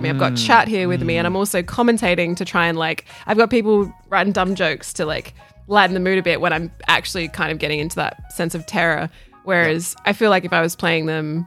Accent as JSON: {"language": "English", "country": "Australia", "said": "I'm still an Aussie girl"}